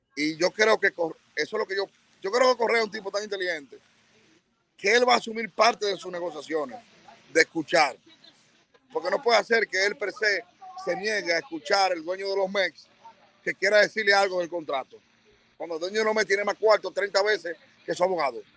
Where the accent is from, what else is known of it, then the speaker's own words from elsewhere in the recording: Bonao, Monseñor Nouel, Dominican Republic; Y Bonao, mi pueblo, siempre.